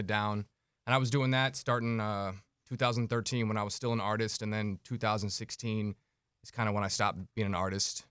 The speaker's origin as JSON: {"language": "English", "town": "St. Louis", "region": "Missouri", "country": "United States", "tie": "born or raised there", "moved": "yes", "lives_now": "Minneapolis, United States", "said": "growing up in Saint Louis"}